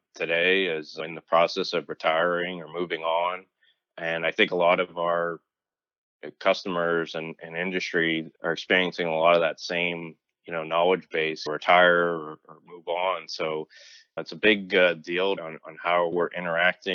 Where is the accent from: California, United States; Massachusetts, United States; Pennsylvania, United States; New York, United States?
Pennsylvania, United States; Pittsburgh; moved away as an adult; also born or lived in North Carolina / South Carolina / Chicago, Illinois; now in Raleigh, United States; I grew up in the Pittsburgh area, childhood lived and revolved around Steelers, Penguins, Pirates